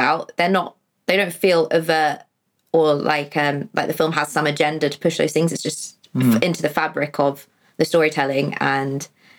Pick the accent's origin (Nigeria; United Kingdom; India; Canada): United Kingdom; East of England; growing up in a very sort of white area down in Hertfordshire/Bedfordshire.